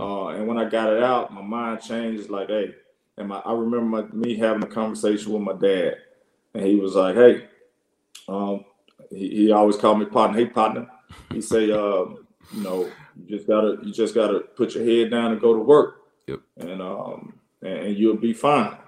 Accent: Jackson, Mississippi, United States; moved away as an adult; also born or lived in Alabama / Tuscaloosa, Alabama / Salt Lake City, Utah; I grew up in Mississippi, obviously, but I spent a lot of time in Alabama

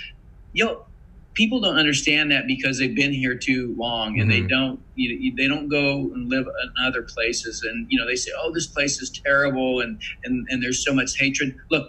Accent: United States; I'm an American.

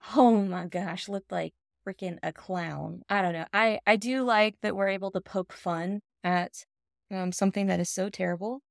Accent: the South, United States; we grew up in the South, where men had a lot of power and control

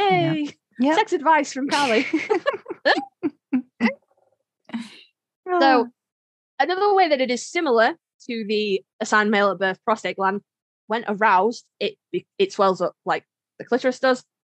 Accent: United Kingdom; I'm British

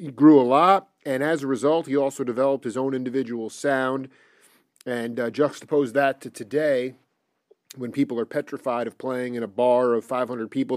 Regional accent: Stony Brook, New York, United States; i was born in 78 and when i in stony brook it was basically farmland at that time

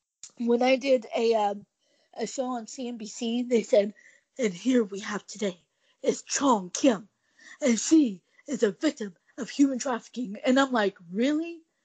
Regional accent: Oklahoma, United States; also born or lived in South Korea / Dallas, Texas; I was actually born in South Korea, and I grew up in Oklahoma. I first came to Dallas, Texas, and then we moved out to Oklahoma in the dirt redneck. And so every now and then, I'll say a joke and say, yep, I'm an Asian redneck.

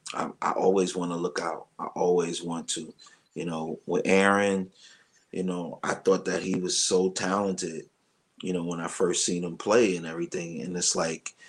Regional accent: New York City, New York, United States; I'm a kid from Brooklyn. I came from Brooklyn playing my drums in my grandmother's house

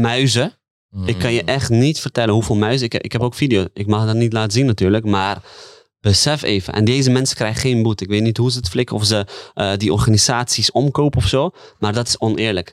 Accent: The Hague, South Holland, Netherlands; ben opgegroeid in de Haagse markt

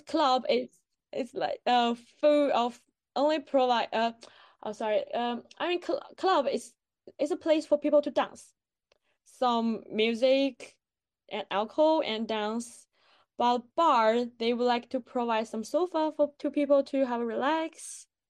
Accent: China; English is a second language; moved away as an adult; now in Bristol, United Kingdom; when I was in China

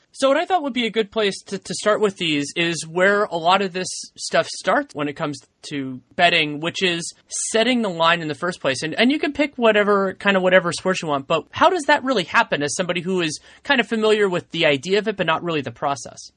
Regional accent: San Francisco, California, United States; growing up in San Francisco.

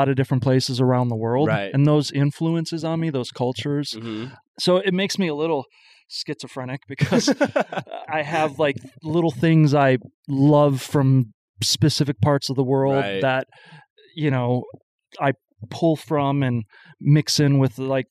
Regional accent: Madison, Wisconsin, United States; moved away; I'm originally from Madison, skipped around for a while and back

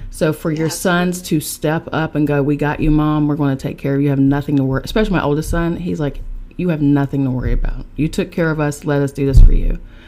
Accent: Charleston, West Virginia, United States; now in New York City, United States; I am from Charleston, West Virginia, and I'm now residing in New York City with my boys.

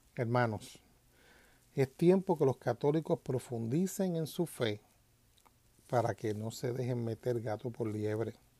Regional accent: Puerto Rico; moved away; yo vengo de Puerto Rico, en Puerto Rico pues esa palabra cristiano para el tiempo que yo me criaba o que vivía en Puerto Rico no existía

